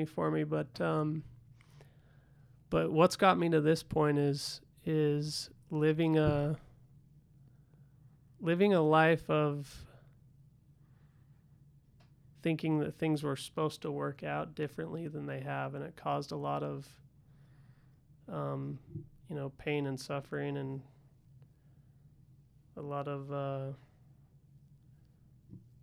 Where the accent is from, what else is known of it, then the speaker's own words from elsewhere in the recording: Salt Lake City, Utah, United States; also born or lived in California; I was born in Salt Lake City. And, I guess lived here for a few years